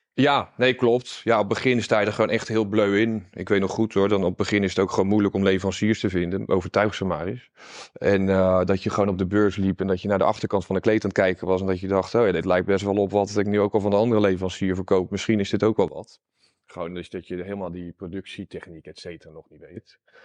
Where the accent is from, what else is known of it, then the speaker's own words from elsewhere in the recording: Gouda, South Holland, Netherlands; also born or lived in Utrecht; Ik kom uit Gouda